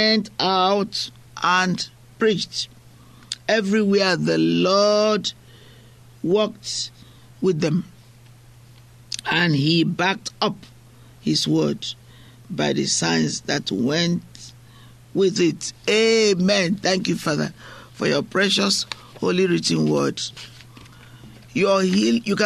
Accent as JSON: {"language": "English", "country": "Nigeria", "moved": "yes", "said": "I'm from Africa. I'm from Nigeria. What I find is that at home, people intentionally, they walk miles to go to church"}